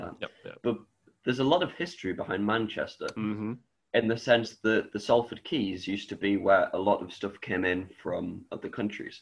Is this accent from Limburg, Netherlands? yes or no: yes; Vaals, Limburg, Netherlands; born or raised there